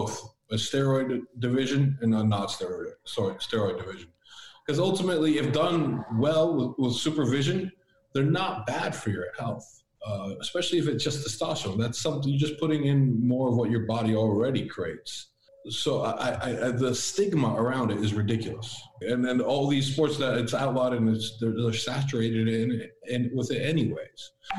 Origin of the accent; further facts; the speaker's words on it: Amherst, Massachusetts, United States; first language Latvian; moved away as an adult; also born or lived in Latvia; now in California, United States; I grew up in Massachusetts, and I was born in Latvia.